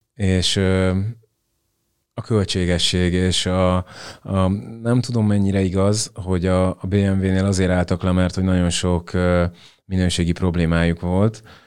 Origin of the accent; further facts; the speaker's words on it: Hungary; moved away as an adult; also born or lived in England; kétezer-tizennyolc óta akkor költöztünk haza Angliából